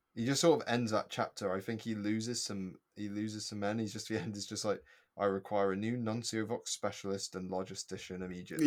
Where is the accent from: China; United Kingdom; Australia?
United Kingdom; as a British child, we're brought up on the fact that, uh, the Battle of Britain happened